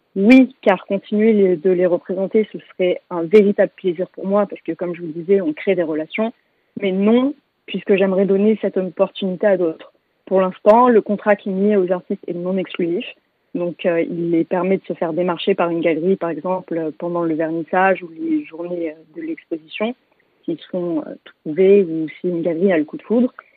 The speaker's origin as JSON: {"language": "French", "town": "Paris", "region": "Île-de-France", "country": "France", "tie": "born or raised there", "also_born_or_lived": "London", "said": "j'habite entre Paris et Londres, donc ma ville natale et ma ville de cœur"}